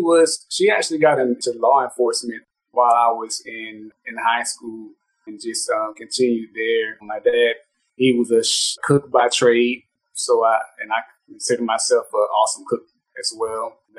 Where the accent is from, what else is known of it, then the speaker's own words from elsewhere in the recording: Orlando, Florida, United States; I am actually born and raised in Orlando.